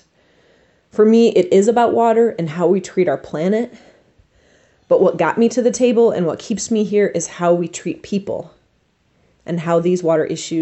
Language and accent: English; Flint, Michigan, United States; now in Kalamazoo, United States; I grew up in Flint, Michigan, and still have people I care about living there